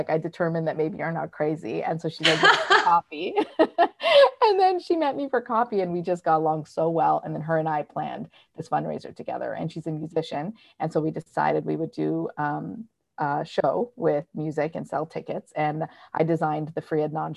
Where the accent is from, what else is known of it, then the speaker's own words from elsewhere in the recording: Canada; now in New York, United States; I live in New York and I'm from Canada